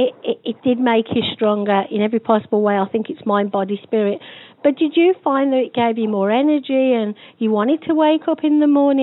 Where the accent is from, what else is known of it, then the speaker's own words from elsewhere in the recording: England, United Kingdom; when I was a young girl growing up in England